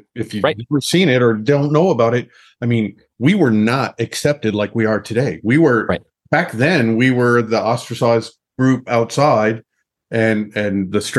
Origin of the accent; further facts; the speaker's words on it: Los Alamos, New Mexico, United States; grew up in a place like I did, like Los Alamos